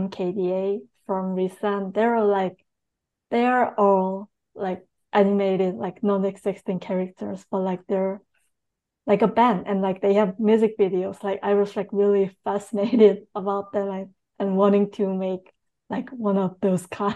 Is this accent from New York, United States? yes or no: yes; Long Island, New York, United States; now in New York City, United States; I was raised on Long Island, New York